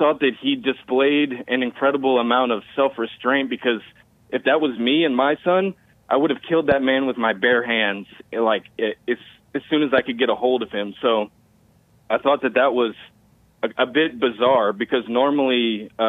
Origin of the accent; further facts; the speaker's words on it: Houston, Texas, United States; I'm from Houston